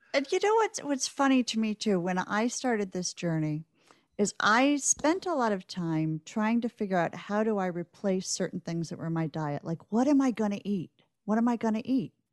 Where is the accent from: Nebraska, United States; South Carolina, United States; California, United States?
Nebraska, United States; Omaha; I grew up in Omaha in the nineteen